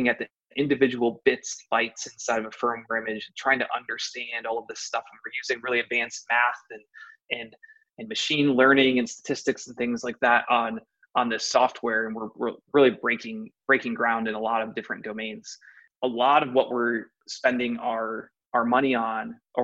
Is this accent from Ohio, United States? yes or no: yes; Ohio, United States; I'm actually born and raised in Ohio, went to Ohio State